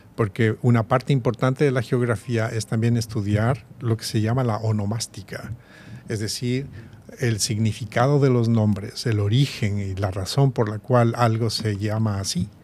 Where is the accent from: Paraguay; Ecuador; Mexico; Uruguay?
Ecuador; Quito, Pichincha; moved away as an adult; also born or lived in Columbus, Ohio; yo nací y crecí en Quito